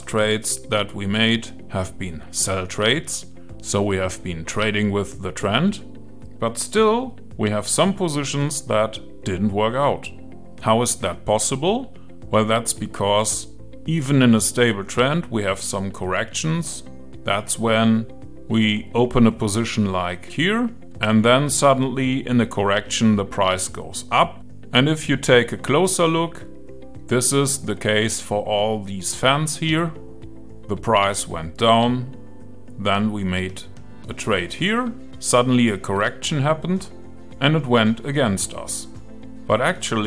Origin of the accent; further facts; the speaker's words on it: Germany; I'm from Germany